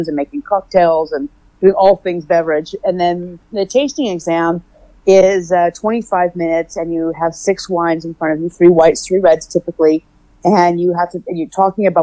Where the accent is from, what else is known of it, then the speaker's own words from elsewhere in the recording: Oakland, California, United States; I am from Oakland, California. I've been on the West Coast my whole life